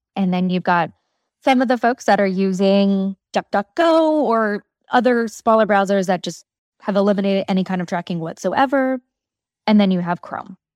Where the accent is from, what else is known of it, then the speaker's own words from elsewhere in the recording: North Carolina, United States; moved away as an adult; now in New York City, United States; I grew up in North Carolina.